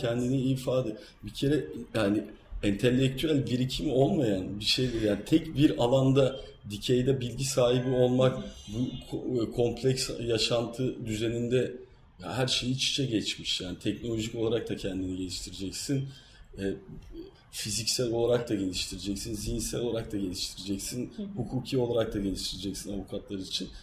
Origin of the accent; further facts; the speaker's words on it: Kırklareli, Turkey; ben biliyorsunuz Kırklareli'yim Trakya'lıyım